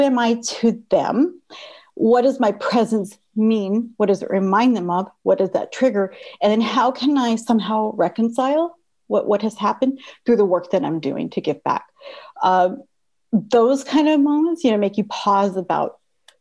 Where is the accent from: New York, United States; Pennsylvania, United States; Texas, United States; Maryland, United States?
Texas, United States; Texas–Mexico border, United States; moved away; I grew up on the border of Texas and Mexico, and we were pretty poor